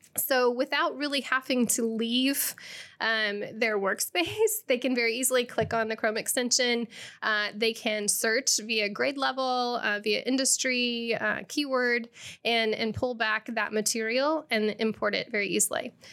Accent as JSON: {"language": "English", "town": "Rochester", "region": "Illinois", "country": "United States", "moved": "as an adult", "lives_now": "Bloomington-Normal, United States", "said": "I am originally from Rochester, a small city outside, or small town outside of, uh, Springfield."}